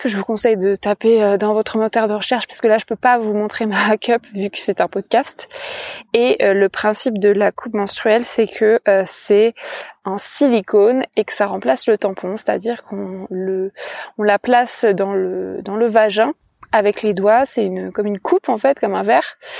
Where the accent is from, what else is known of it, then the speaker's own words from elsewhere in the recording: France; je me définis comme une femme cisgenre, pansexuelle, célibataire, française, blanche